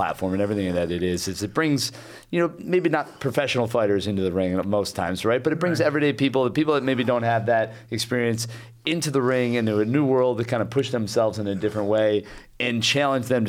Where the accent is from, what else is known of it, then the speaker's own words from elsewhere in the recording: Syracuse, New York, United States; moved away; I grew up in Syracuse, New York.